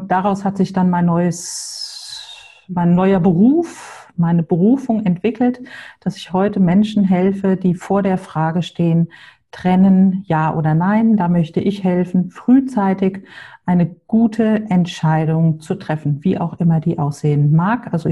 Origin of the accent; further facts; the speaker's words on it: Hamburg, Germany; Wie Klaus schon gesagt hat, ich komme aus Hamburg, habe zwei Töchter, 17 und 19 Jahre alt.